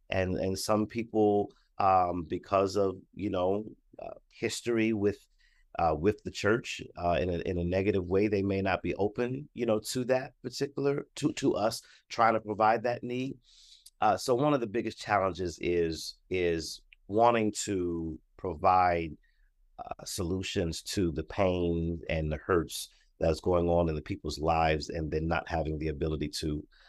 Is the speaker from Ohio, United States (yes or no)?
yes; Columbus, Ohio, United States; I am from Columbus, Ohio.